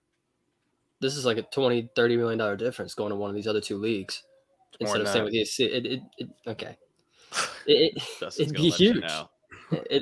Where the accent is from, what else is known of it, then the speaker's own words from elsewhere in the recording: Southeast, United States; growing up in the Southeast